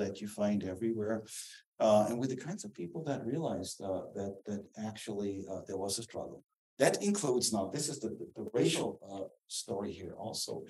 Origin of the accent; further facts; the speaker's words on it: Southern Germany, Germany; English is a second language; moved away as an adult; also born or lived in Dallas, Texas; I'm from the South. I'm from the South in Germany